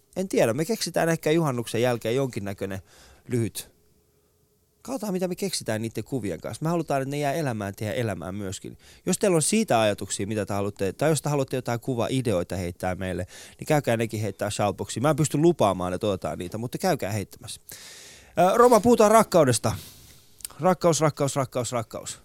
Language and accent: Finnish; Iran; now in Finland; meillä Iranissa